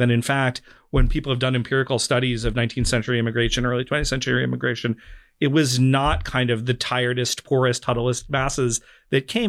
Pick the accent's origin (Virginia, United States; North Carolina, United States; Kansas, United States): North Carolina, United States; I grew up in North Carolina in a very low immigration community